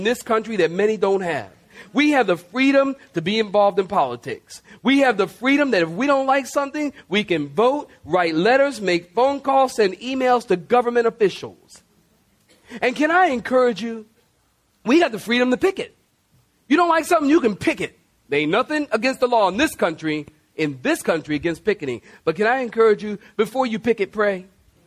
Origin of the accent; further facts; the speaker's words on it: United States; I am patriotic. I love the U.S. of A.